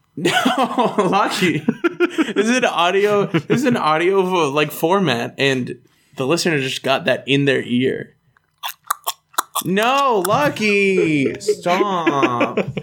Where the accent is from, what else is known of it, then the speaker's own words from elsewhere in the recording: United States; I grew up in the United States